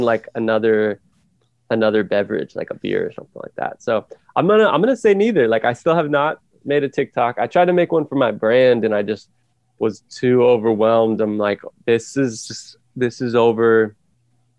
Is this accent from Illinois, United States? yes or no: no; Calistoga, California, United States; my hometown